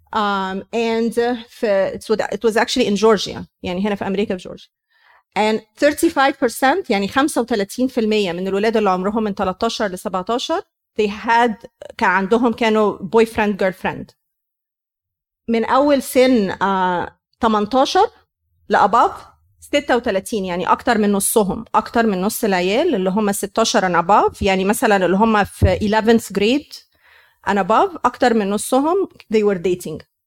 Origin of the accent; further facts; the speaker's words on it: Egypt; moved away; احنا مصريين